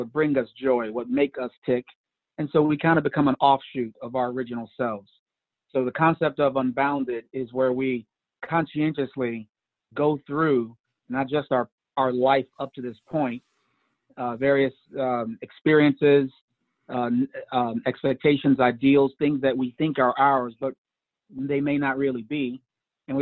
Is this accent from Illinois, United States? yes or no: yes; Chicago, Illinois, United States; I was raised on the South Side of Chicago